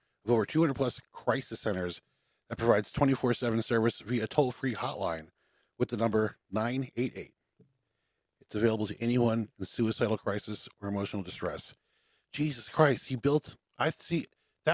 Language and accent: English; New Jersey, United States; So you and I grew up in New Jersey.